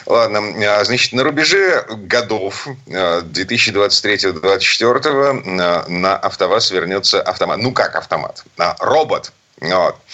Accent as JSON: {"language": "Russian", "region": "Saint Petersburg", "country": "Russia", "said": "из Питера"}